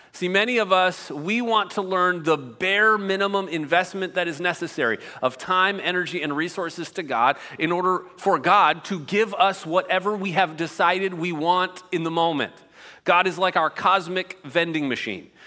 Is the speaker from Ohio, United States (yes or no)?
yes; outside of Cleveland, Ohio, United States; moved away; I grew up outside of Cleveland, Ohio